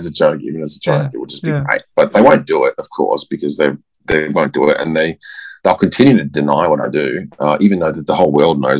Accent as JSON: {"language": "English", "country": "Australia", "said": "I'm Australian, I swear a lot."}